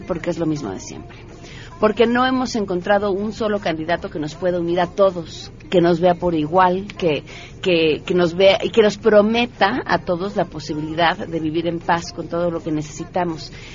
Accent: Mexico; como mexicanos

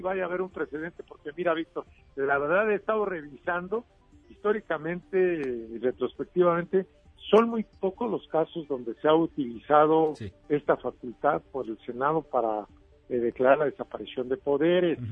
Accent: Michoacán, Mexico; en Michoacán, de donde yo soy

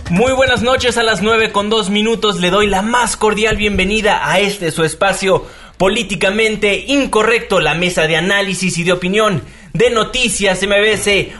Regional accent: Mexico; como mexicanos

